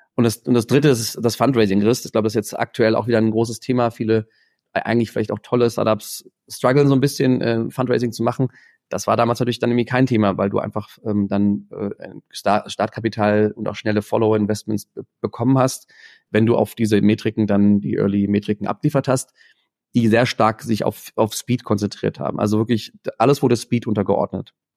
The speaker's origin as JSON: {"language": "German", "country": "Germany", "said": "als Deutsche, als internationale Studenten"}